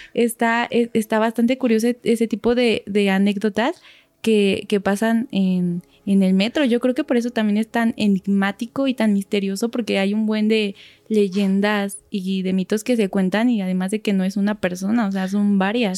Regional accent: Toluca, State of Mexico, Mexico; yo soy de Toluca, está como 40 minutos de aquí

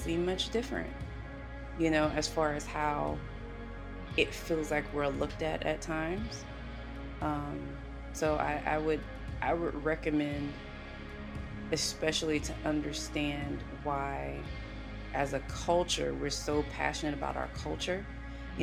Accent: the South, United States; I grew up in the South

